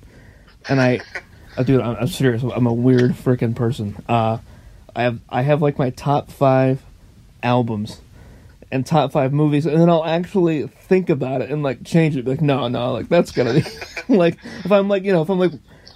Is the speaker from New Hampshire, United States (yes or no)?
no; Orange, California, United States; moved away; also born or lived in Grand Valley (college); I was born in Orange, California.